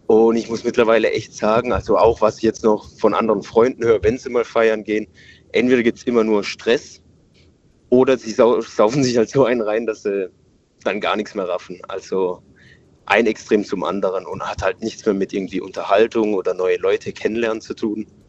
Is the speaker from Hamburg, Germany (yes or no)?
no; Pforzheim, Baden-Württemberg, Germany; Äh, Pforzheim.